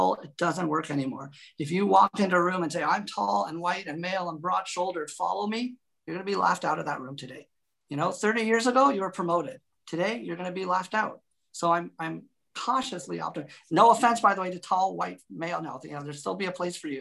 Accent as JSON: {"language": "English", "country": "Canada", "also_born_or_lived": "Toronto", "said": "I'm a Canadian"}